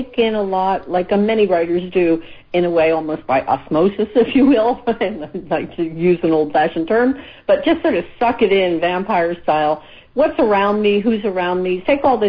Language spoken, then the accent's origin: English; Philadelphia, Pennsylvania, United States; I grew up in Philadelphia. I was born in the U.S.